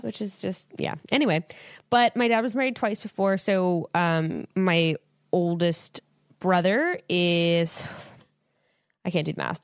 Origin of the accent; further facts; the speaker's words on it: Fresno, California, United States; born and raised in Fresno, California